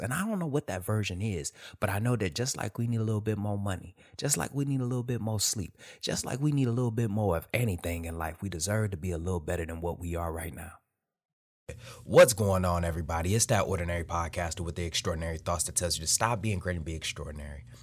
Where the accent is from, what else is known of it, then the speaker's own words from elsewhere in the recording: Detroit, Michigan, United States; moved away; I'm born and raised in Detroit, Michigan. Grew up there, ate there, lived there, family still there.